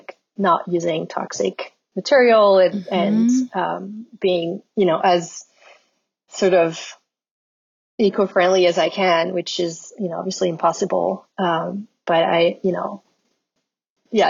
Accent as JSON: {"language": "English", "town": "Lyon", "region": "Auvergne-Rhône-Alpes", "country": "France", "tie": "born or raised there", "moved": "as an adult", "lives_now": "Brooklyn, United States", "said": "So I grew up in Lyon in France"}